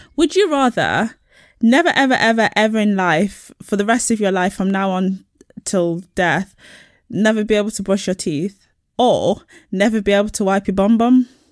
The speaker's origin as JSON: {"language": "English", "area": "Nottinghamshire", "region": "East Midlands", "country": "United Kingdom", "said": "I am from Nottinghamshire, near the border of Yorkshire."}